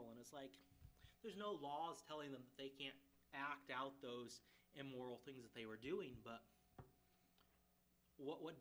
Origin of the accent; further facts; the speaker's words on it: Ghana; So I grew up in Ghana, West Africa. Most of you know that.